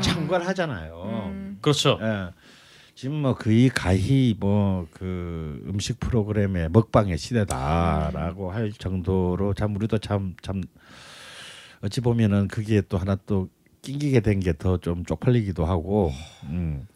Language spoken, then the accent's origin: Korean; South Gyeongsang, South Korea; 그리고 같은 또 경남 출신이야.